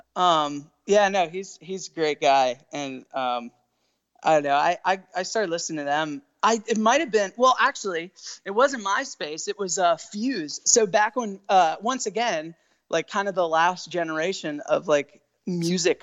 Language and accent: English; Winchester, Virginia, United States; I'm from Winchester, Virginia, which is in the Shenandoah Valley of Virginia